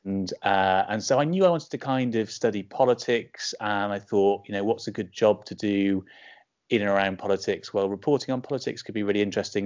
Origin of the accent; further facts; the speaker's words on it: Bridgend, Wales, United Kingdom; I grew up in Bridgend in South Wales